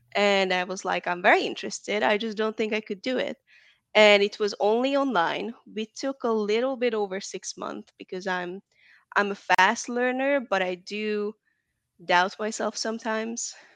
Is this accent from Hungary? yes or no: yes; Hungary; also born or lived in Atlanta, Georgia, United States; now in Dallas, United States; I'm from Hungary, Eastern Europe